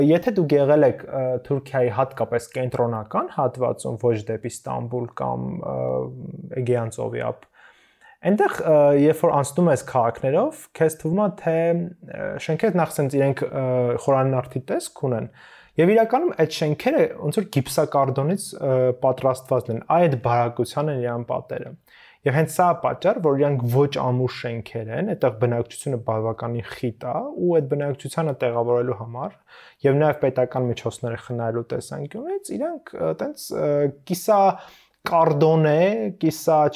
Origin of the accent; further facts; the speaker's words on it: Stepanavan, Lori, Armenia; ես Ստեփանավանից եմ